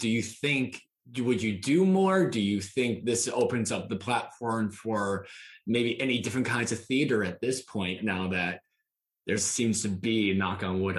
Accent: Grayslake, Illinois, United States; I grew up in Grays Lake.

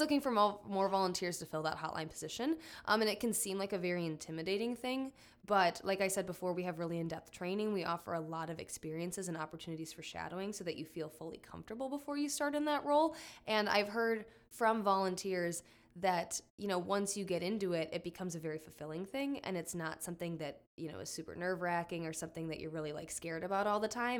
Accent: Fond du Lac, Oshkosh area, Wisconsin, United States; also born or lived in Iowa City, Iowa; I'm from the Fond du Lac, Oshkosh area

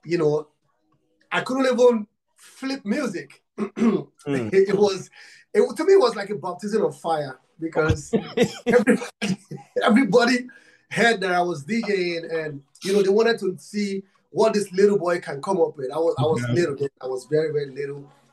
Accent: Nigeria; I'm from Africa, Nigeria. I'm from Nigeria

